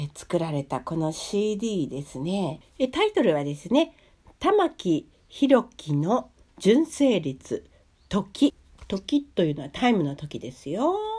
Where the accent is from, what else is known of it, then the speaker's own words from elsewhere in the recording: Japan; also born or lived in Hungary; 日本にね生まれ育った